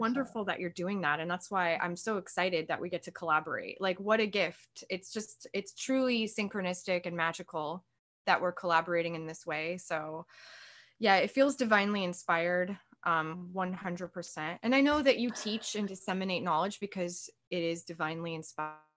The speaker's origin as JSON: {"language": "English", "country": "United States", "said": "as an American"}